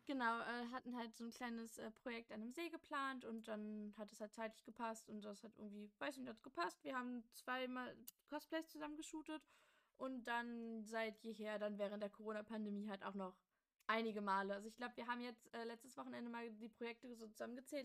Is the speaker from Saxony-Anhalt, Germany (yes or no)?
yes; Magdeburg, Saxony-Anhalt, Germany; wir kommen beide aus Magdeburg